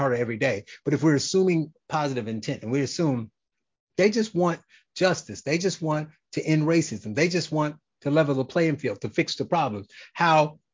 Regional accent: Gary, Indiana, United States; I'm from Gary, Indiana

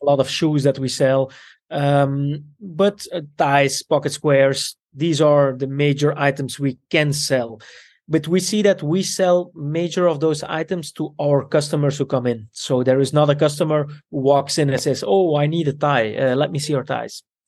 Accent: Antwerp, Flanders, Belgium; also born or lived in Italy; I grew up in Belgium with my Italian parents

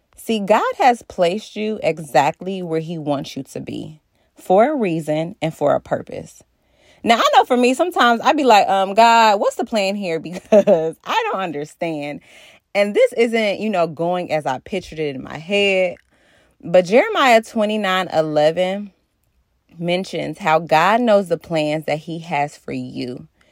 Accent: Cincinnati, Ohio, United States; moved away; also born or lived in Maryland / Virginia; I am from Cincinnati, Ohio

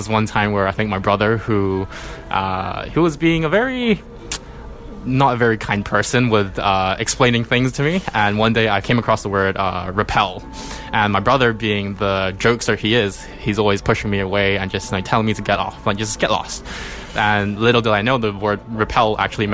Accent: Hong Kong; I was born and raised in Hong Kong

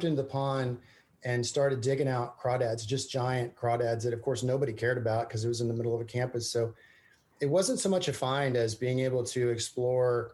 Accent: Emporia, Kansas, United States; moved away as an adult; now in Austin, United States; I grew up in East Central Kansas in Emporia and went to school there in Emporia at Emporia State

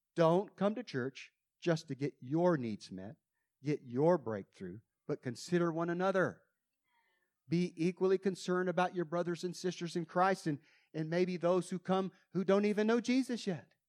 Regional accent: United States; I came all the way from America

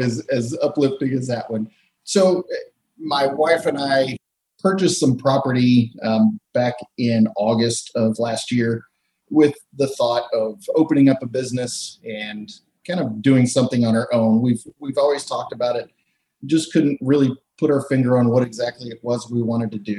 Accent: Texas, United States; moved away; I grew up in Texas

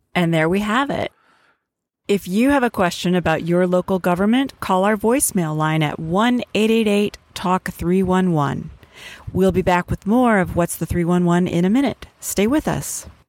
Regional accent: Wisconsin, United States; my home state of Wisconsin

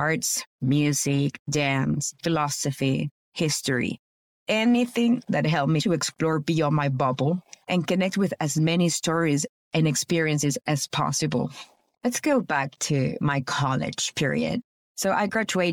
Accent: Caracas, Capital District, Venezuela; moved away as an adult; now in United States; I was born in Caracas, Venezuela

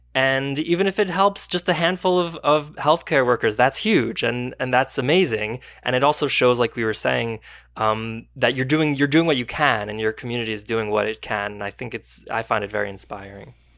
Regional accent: Teaneck, New Jersey, United States; Rifki and I are both from Teaneck

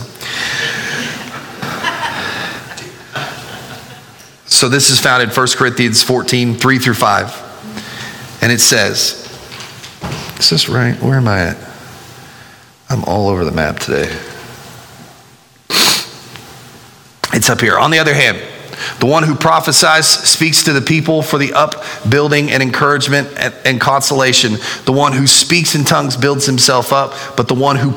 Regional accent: United States; That's us being an American

